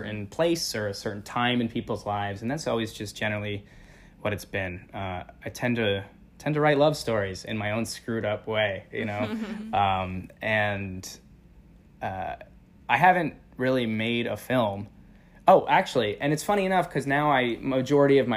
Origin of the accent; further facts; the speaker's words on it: Northeast tri-state area, United States; born and raised in the Northeast tri-state area.